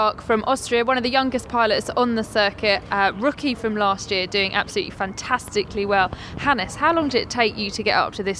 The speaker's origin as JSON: {"language": "English", "country": "United Kingdom", "said": "seeing as we are British."}